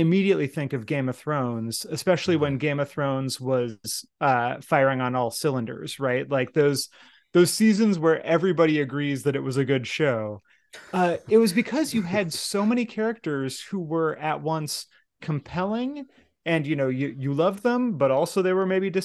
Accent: United States; speaking as an American, you know, growing up in steeped in the American empire my entire life

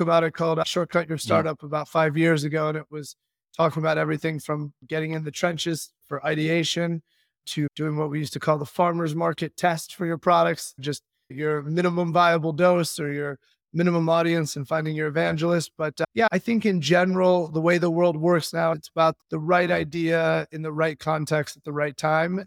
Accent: Chicago, Illinois, United States; moved away as an adult; we're from Chicago, went to school out east

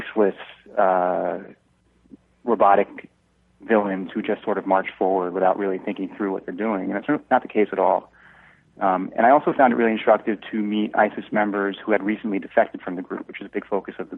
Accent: Long Island, New York, United States; I was a senior in high school when the Twin Towers fell, and I'm from Long Island, so my high school is about 20 miles from the World Trade Center.

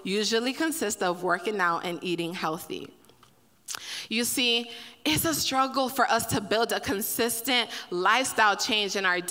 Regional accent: Miami, Florida, United States; I'm from Miami

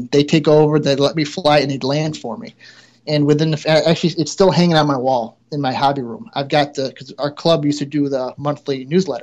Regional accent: Cicero, New York, United States; moved away as an adult; also born or lived in Syracuse, New York; now in Rochester, United States; we grew up in Cicero, which is outside Syracuse, and I grew up kind of farm country

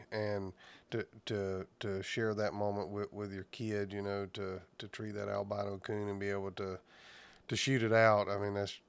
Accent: Southeast Alabama, United States; moved away; I'm from Southeast Alabama originally

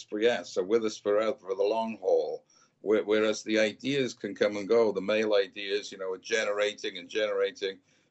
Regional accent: Wales, United Kingdom; I'm from Wales

